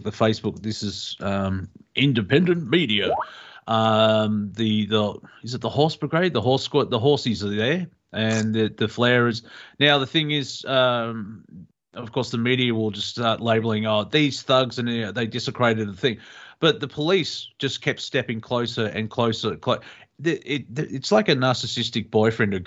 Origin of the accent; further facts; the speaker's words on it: Australia; we're Australian